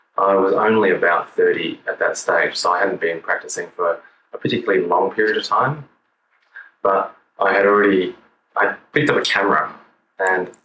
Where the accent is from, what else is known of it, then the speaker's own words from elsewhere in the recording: Kuranda, Queensland, Australia; I grew up in a little town called Kuranda, which is in the north of Australia, so hot and tropical.